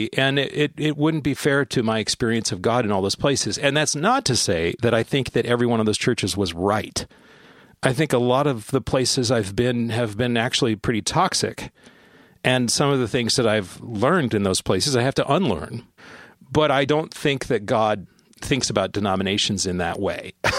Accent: San Bernardino, California, United States; born there; I was born in San Bernardino, California in 1975, and my father was in the Air Force at the time, and we moved a lot.

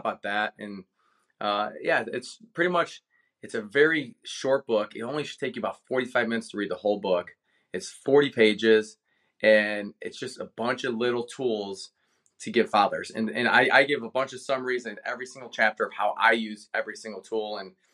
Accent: Cleveland, Ohio, United States; moved away; born and raised in Cleveland

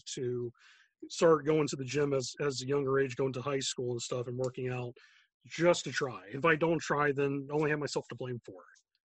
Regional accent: the South, United States; I mean, I grew up in the South, so, I mean, it's like, you got, like, Jesus, NASCAR, and wrestling.

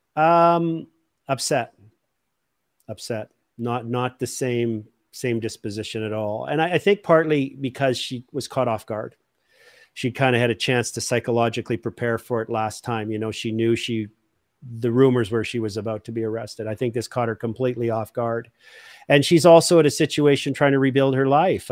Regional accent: Canada; values as a Canadian that I was raised

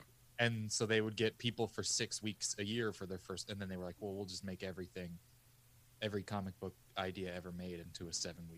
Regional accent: Missouri, United States; I'm from Missouri, which is a comical state in the COVID situation now.

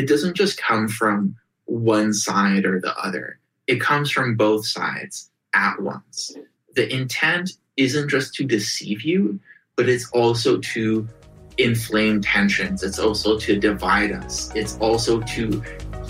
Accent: Russia; moved away; I grew up in Russia in the early 90s

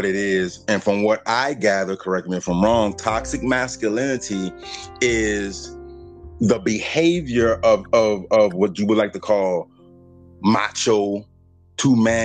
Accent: Bridge City, Louisiana, United States; also born or lived in Baton Rouge, Louisiana; I was raised, Bridge City, Louisiana. I was born in Baton Rouge.

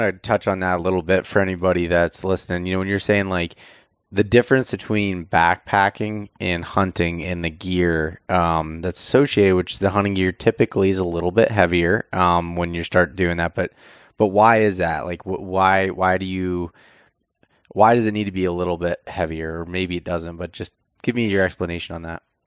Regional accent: the East, Eastern United States, United States; growing up in the East

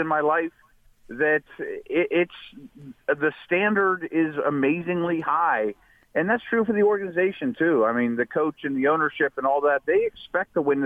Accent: Pittsburgh, Pennsylvania, United States; my hometown team

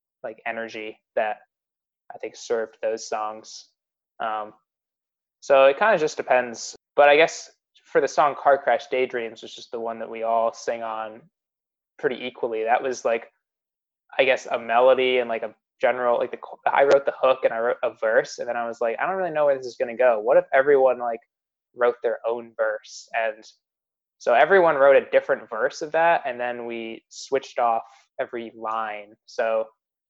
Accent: Rochester, New York, United States; moved away as an adult; also born or lived in Albany, New York; now in Pittsburgh, United States; I'm from Rochester, New York

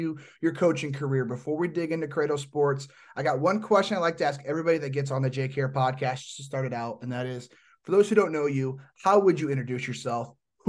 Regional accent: Northeast Indiana, United States; moved away; I'm from Northeast Indiana

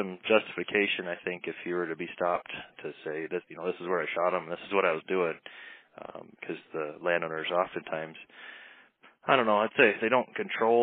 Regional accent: Iowa, United States; now in Montana, United States; growing up in Iowa

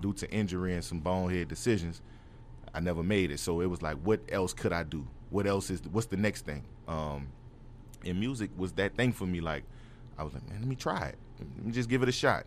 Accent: New Orleans, Louisiana, United States; I'm from New Orleans, uptown

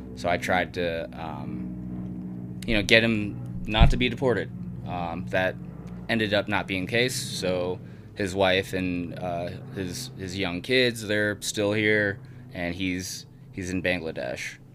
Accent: Sparks, Nevada, United States; Growing up in Sparks

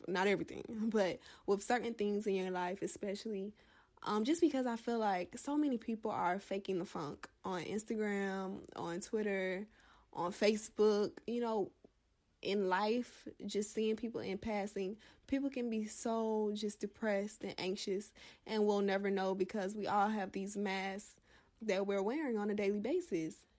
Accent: the South, United States; a Black woman from the South

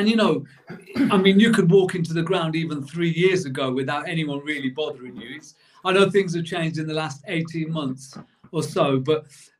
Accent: Coventry, West Midlands, United Kingdom; moved away; also born or lived in Worcester Park; I was born in Coventry, and the year Coventry were knocked out by us in the FA Cup, we as a family moved to Worcester Park.

